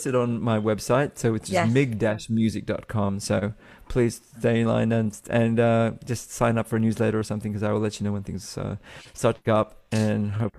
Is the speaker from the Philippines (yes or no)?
yes; Philippines; I love being Filipino, and I love being a part of the community.